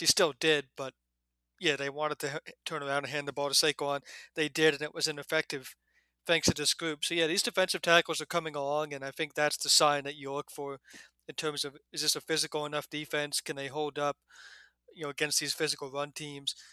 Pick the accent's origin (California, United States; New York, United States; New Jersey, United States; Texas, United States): New Jersey, United States; moved away; my home state of New Jersey